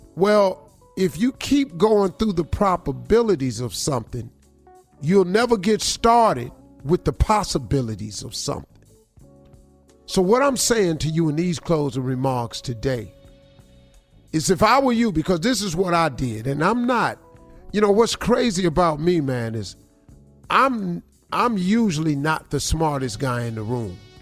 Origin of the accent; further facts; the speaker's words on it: Welch, West Virginia, United States; moved away; also born or lived in Cleveland, Ohio (112th and Superior); I'm from Welch, West Virginia, a coal mine in town. I grew up in a holler.